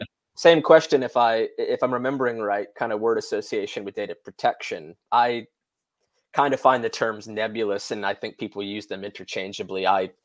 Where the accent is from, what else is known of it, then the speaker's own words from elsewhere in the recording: United States; moved away; I say that comfortably as an American-born expatriate living overseas.